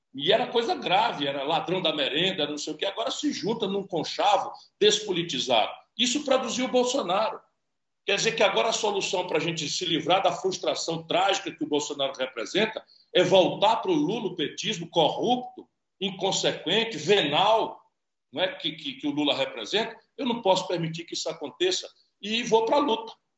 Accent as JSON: {"language": "Portuguese", "region": "Ceará", "country": "Brazil", "said": "Pelo Ceará, é, as coisas são sempre mais apaixonantes, porque é o meu lugar, é a minha terra, é o meu povo"}